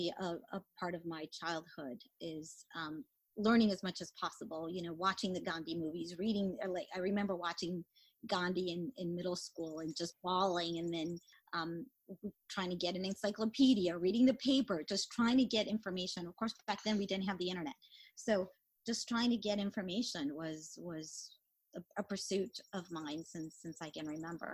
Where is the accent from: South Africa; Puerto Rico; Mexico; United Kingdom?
Mexico; also born or lived in Atlanta area, Georgia; now in Atlanta, United States; we didn't have access to a lot of books when I grew up in Mexico